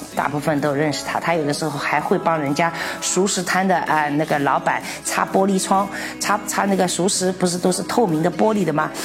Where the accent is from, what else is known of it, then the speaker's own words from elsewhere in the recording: Shanghai, China; also born or lived in Czech Republic; 我们上海人以前不叫煎饼果子， 叫包脚布